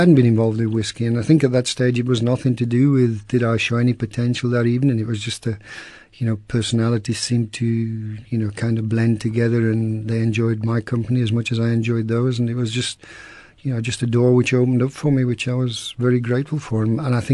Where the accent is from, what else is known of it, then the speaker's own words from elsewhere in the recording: Penistone, Yorkshire and the Humber, United Kingdom; moved away; also born or lived in Scotland; I grew up in Penison in the 60s and 70s